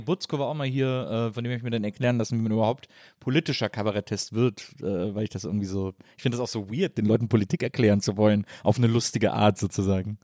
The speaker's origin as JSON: {"language": "German", "area": "towards Cologne-Bonn", "region": "North Rhine-Westphalia", "country": "Germany", "said": "ich komme auch aus dem Rheinland"}